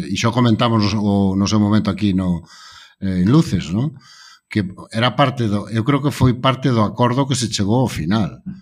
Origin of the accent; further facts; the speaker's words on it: Galicia, Spain; a min como galego